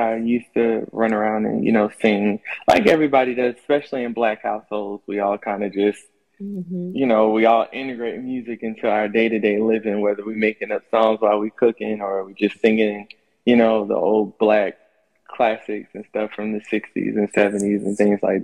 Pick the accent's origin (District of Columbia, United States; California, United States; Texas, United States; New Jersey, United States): New Jersey, United States; also born or lived in North Carolina; now in Atlanta, United States; I'm currently living in Atlanta. I was born in North Carolina, but mainly raised in New Jersey